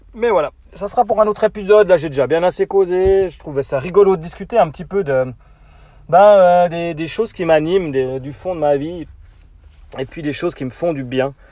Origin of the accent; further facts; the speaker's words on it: Switzerland; chez nous en Suisse